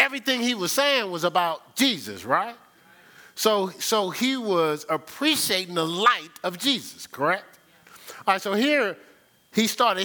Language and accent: English; Newark, New Jersey, United States; I'm from Brick City.